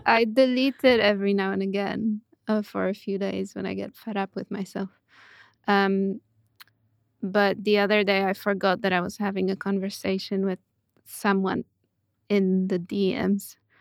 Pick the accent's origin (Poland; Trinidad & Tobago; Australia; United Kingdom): Poland; Puszczykowo, Greater Poland; also born or lived in Poznań; I grew up in Poland, in a small town of about ten thousand people called Puszczykowo.